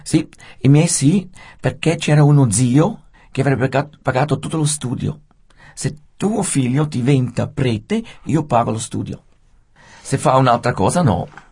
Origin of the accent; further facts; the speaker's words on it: Rapperswil, Switzerland; io sono nato a Rappersville